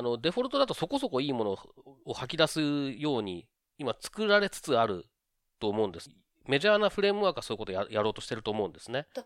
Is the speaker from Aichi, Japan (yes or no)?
yes; Okazaki, Aichi, Japan; now in Tokyo, Japan; もともと僕は愛知県の岡崎というとこ